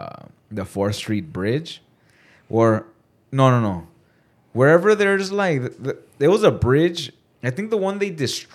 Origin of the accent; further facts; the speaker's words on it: Pomona, California, United States; also born or lived in Whittier; I grew up in Pomona.